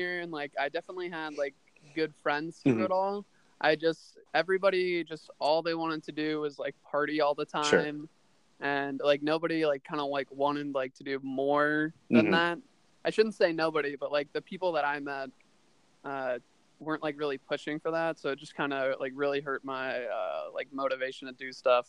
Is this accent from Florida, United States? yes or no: no; Portland, Oregon, United States; Portland, Oregon.